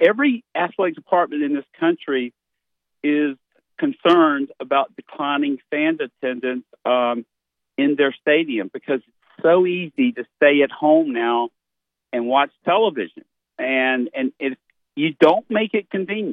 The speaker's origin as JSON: {"language": "English", "region": "South Carolina", "country": "United States", "moved": "as an adult", "lives_now": "Birmingham, United States", "said": "I'd say South Carolina. And that flipped after about 10 years here, and now it's Alabama"}